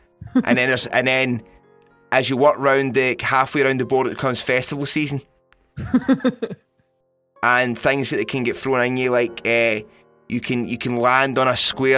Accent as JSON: {"language": "English", "region": "London", "country": "United Kingdom", "tie": "born or raised there", "said": "And it's in London. My hometown."}